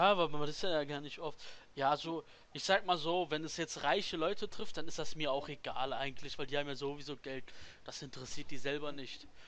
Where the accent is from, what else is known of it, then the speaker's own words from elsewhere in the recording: Germany; für mich ist Deutschland meine Heimat.